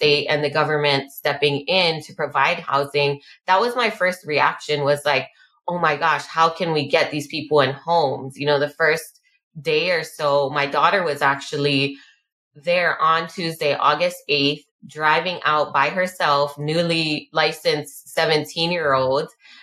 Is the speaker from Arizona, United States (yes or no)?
no; Hawaii, United States; being Hawaiian and having a history of the land being taken here